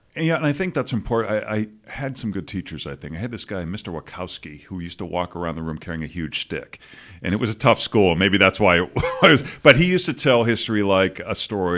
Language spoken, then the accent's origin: English; Boston, Massachusetts, United States; moved away; growing up in Boston and, you know, you have no perspective as a kid and I'd never been anywhere else